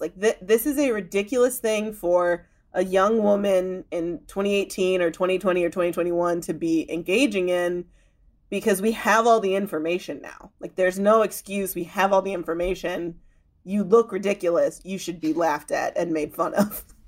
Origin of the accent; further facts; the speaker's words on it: Chicago suburbs, Illinois, United States; I grew up in the Chicago suburbs